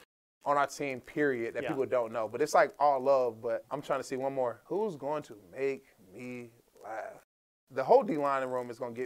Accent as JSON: {"language": "English", "town": "Hiram", "region": "Georgia", "country": "United States", "tie": "born or raised there", "said": "shout out to the hometown of Hiram, Georgia"}